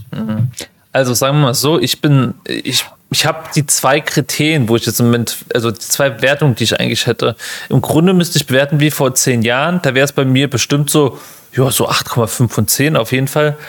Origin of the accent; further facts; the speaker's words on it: Germany; hast du als Deutscher immer so Dialekt, den kriegst du halt schlecht raus im Englischen